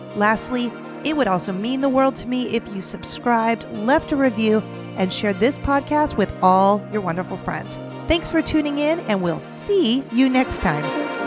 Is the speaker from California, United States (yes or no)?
yes; California, United States; my home state of california